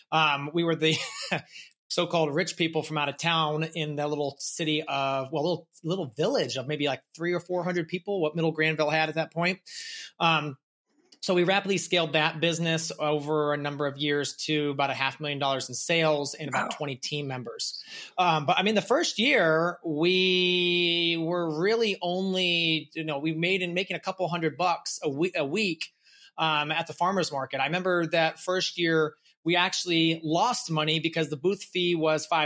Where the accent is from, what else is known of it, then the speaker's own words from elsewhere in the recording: Massachusetts, United States; also born or lived in St. Louis; I was born in St. Louis, moved to Massachusetts where my family first started gardening.